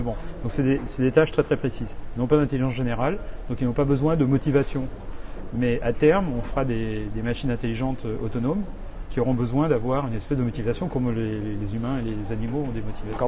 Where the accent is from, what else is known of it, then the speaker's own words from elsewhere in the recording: France; moved away as an adult; now in New York, United States; je suis français, euh, je, suis, je vis aux États-Unis depuis 30 ans.